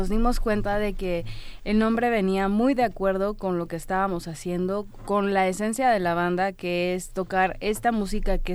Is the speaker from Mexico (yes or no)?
yes; Mexico; para nosotros también como mexicanos